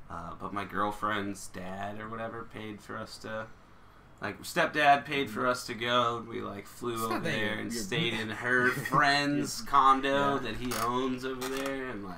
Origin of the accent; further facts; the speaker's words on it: Texas, United States; Like, I don't sound like I'm from Texas at all. I've lived here my whole life. Well, my family's from the West Coast.